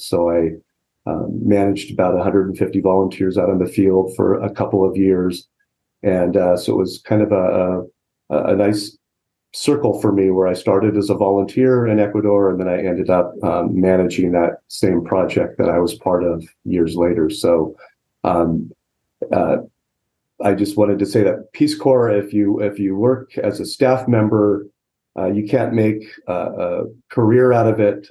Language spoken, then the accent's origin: English; Southern California, United States; I grew up in Southern California